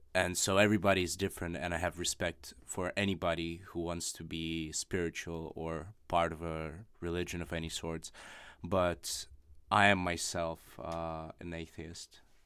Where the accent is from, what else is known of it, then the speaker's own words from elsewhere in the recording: Russia; first language Russian; English is a second language; moved away; my native language of Russian